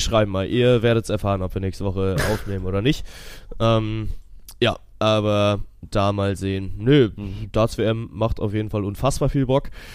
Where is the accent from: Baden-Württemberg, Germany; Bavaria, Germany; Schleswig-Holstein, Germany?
Schleswig-Holstein, Germany; Kiel; bin ja Kieler Jung